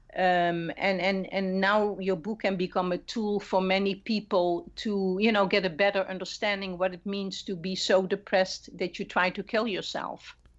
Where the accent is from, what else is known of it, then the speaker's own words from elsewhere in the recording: Netherlands; moved away; I'm not Latina, I'm originally from the Netherlands